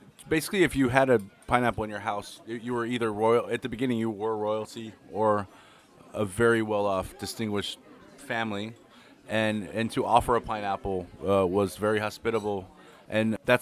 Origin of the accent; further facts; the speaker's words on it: Southern California, United States; moved away as an adult; also born or lived in Nevada; now in France; I'm from Southern California.